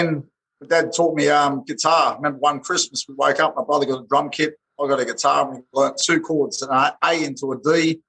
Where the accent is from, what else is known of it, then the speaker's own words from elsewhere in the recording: Sydney, New South Wales, Australia; born and bred in Bracelands, western suburbs of Sydney